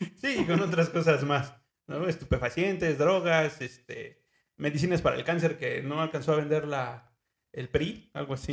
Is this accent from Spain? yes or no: no; Mexico City, Mexico; moved away; also born or lived in Ecatepec, State of Mexico; Yo nací en Lomas de Chapultepec este, la verdad, es una casa muy, muy, muy bonita.